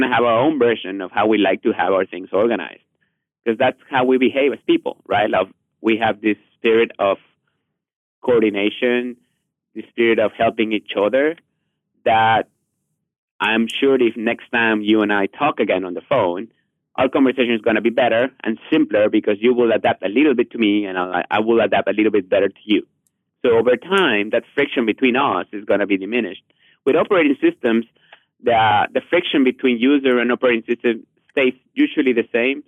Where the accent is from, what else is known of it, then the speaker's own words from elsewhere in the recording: Mexico; English is a second language; moved away; I'm from Mexico originally, I'm a really heavy accent